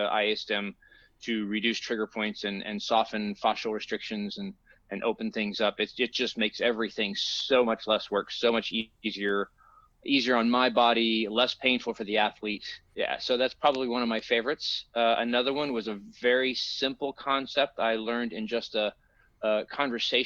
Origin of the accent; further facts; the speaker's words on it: Tennessee, United States; moved away as an adult; now in Los Angeles, United States; I'm originally from Tennessee, and I moved out here in 94 working in film